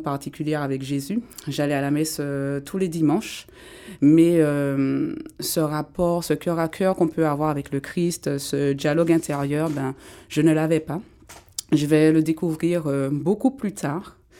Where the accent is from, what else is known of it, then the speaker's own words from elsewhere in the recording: Martinique; je viens de la Martinique. J'ai grandi là-bas